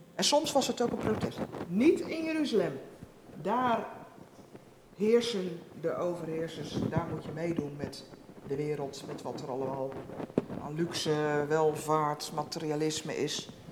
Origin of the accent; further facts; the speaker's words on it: Netherlands; we als Nederlanders